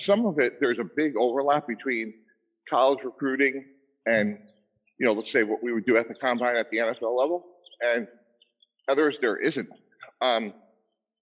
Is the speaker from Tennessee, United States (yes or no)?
no; Boston, Massachusetts, United States; I grew up in the Boston area